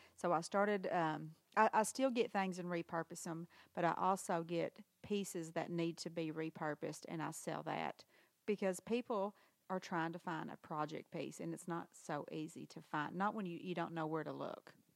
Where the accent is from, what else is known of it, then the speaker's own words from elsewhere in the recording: Harrisburg, Arkansas, United States; also born or lived in Memphis; I was born in, in Memphis, but then I've lived here in Harrisburg my whole life.